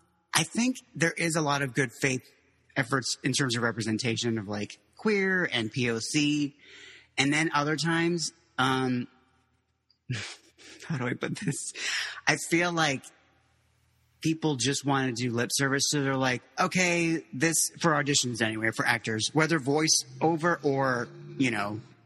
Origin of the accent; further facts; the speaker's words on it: Miami, Florida, United States; also born or lived in Mexico; then, yeah, we ended up in South Florida, in Miami. And that's where I went to high school. I just say I'm from Miami when people were like, they just want the short answer.